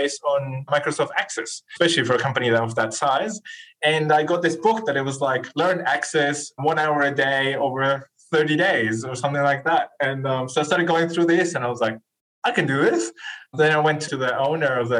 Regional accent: northern Chile, Chile; English is a second language; moved away as an adult; now in Australia; I'm originally from Chile, from South America. I grew up, as you said, in the north part of Chile

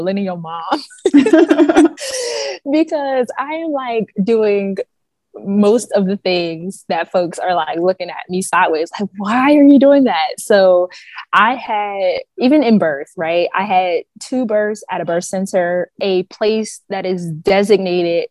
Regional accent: Pittsburgh, Pennsylvania, United States; moved away as an adult; now in Baltimore, United States; I am originally from Pittsburgh, Pennsylvania

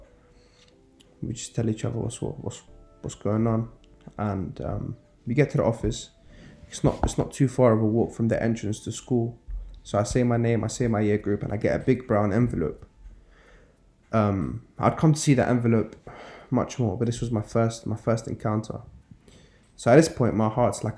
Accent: London, United Kingdom; I grew up in Norfolk, in West London

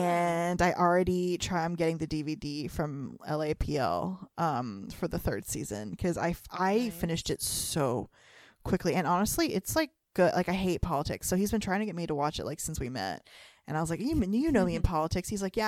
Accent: North Carolina, United States; we're both from the Carolinas. So he's from South Carolina, I'm from North Carolina.

